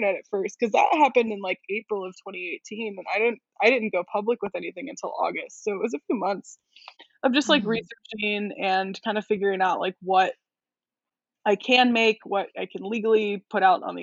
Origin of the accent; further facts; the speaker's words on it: College Park, Maryland, United States; I grew up in College Park, Maryland, which is right outside of Washington, D.C.